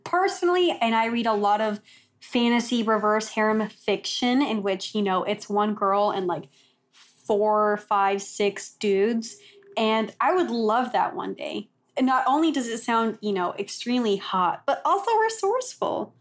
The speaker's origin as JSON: {"language": "English", "region": "Texas", "country": "United States", "tie": "born or raised there", "also_born_or_lived": "Oklahoma", "moved": "as an adult", "said": "we grew up in Texas and then I went to school in Oklahoma"}